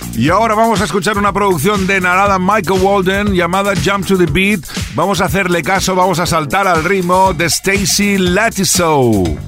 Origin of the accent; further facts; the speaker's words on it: Cornellà de Llobregat, Catalonia, Spain; mi tierra